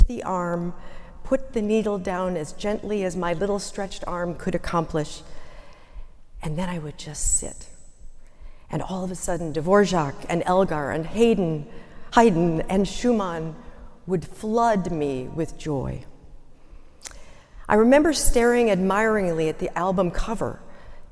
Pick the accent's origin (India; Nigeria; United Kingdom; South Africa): United Kingdom; London; a very young girl growing up in London, England